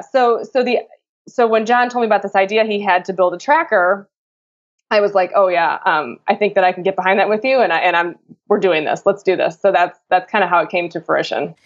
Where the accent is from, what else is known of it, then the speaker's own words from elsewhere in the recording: Chicago, Illinois, United States; I'm from Chicago.